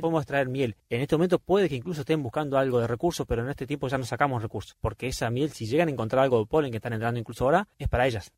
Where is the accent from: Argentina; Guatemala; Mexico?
Argentina; somos del Golfo San Jorge